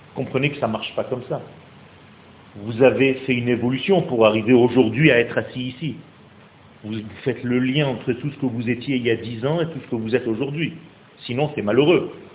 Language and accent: French; Nice, Provence-Alpes-Côte d'Azur, France; moved away as an adult; now in Israel; c'est un ami d'enfance en fait, on a grandi ensemble à Nice